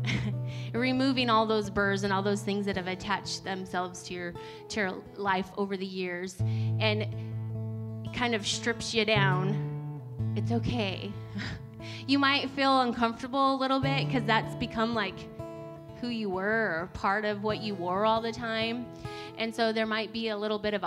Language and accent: English; United States; moved away; where I grew up in Oregon, Idaho, we had sand burrs